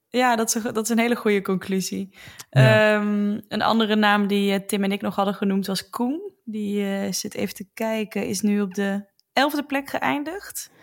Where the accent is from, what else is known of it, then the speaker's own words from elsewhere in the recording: Roosendaal, North Brabant, Netherlands; Dat is een dorpje naast Roosendaal waar ik vandaan kom.